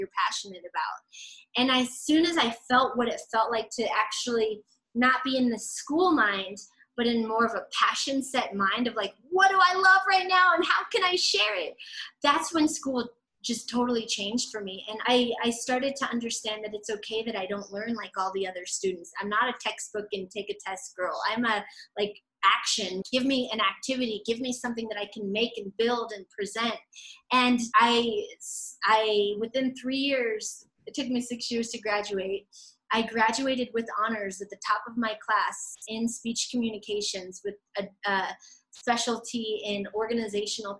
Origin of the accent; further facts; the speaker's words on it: Aurora, Colorado, United States; also born or lived in Northglenn, Colorado; I grew up in North Glen, Colorado until I was about 7 years old. Then we moved to Southeast Aurora, and where I pretty much grew up from age 7 until 22 years old